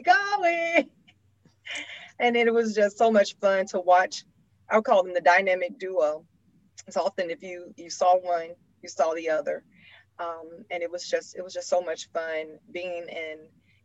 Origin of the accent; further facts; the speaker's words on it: Georgia, United States; my home state of Georgia.